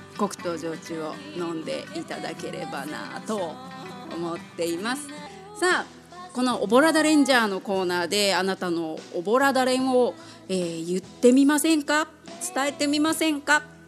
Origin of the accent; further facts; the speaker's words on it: Kobe, Hyogo, Japan; also born or lived in Kametsu, Tokunoshima, Kagoshima; now in Tokyo, Japan; 私亀津出身と言いましたが実は幼稚園までしかいなくてそこから神戸で育ちました